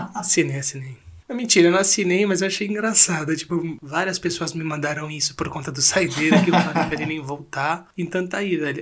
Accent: Brazil; nós, como brasileiros

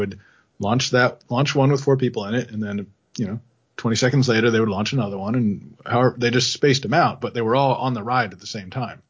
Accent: Pennsylvania, United States; I grew up in Pennsylvania, and there was a theme park, Dorney Park, near us

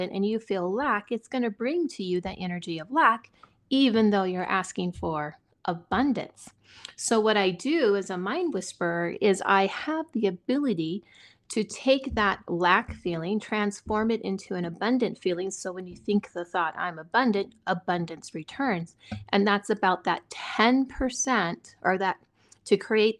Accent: Silicon Valley, California, United States; now in Montana, United States; I grew up near poverty in Silicon Valley in California

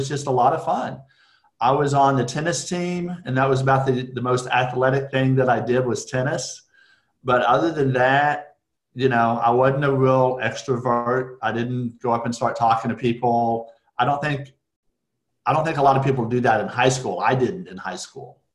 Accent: Amarillo, Texas, United States; moved away as an adult; also born or lived in Lubbock, Texas; now in Dallas, United States; I grew up in Amarillo, went to high school in Lubbock, which is up in West Texas

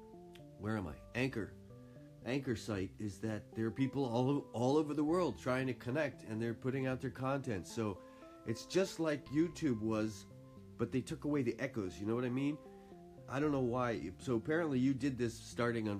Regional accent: New England, United States; also born or lived in Boston; now in Japan; I'm from New England, too, originally, and I lived in Boston

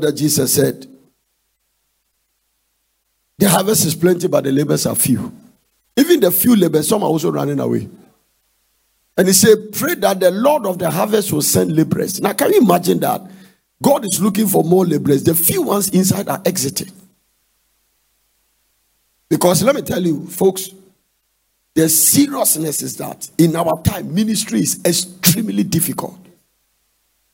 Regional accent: Ghana; I'm from Ghana.

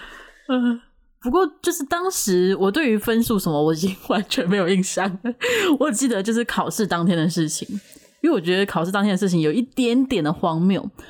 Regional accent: Taiwan; 因为我们都是九年级生，就是在台湾没错

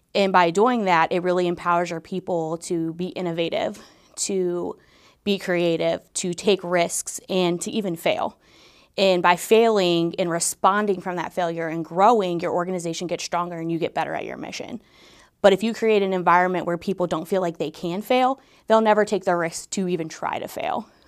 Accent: Northeast Ohio, United States; moved away as an adult; now in Dayton, United States; I'm actually from Northeast Ohio. I came here in two thousand fifteen

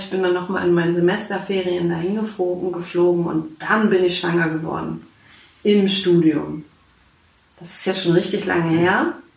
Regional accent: Schwerin, Mecklenburg-Vorpommern, Germany; Ich bin gebürtige Schwerinerin. Ich komme mhm. aus Schwerin, genau.

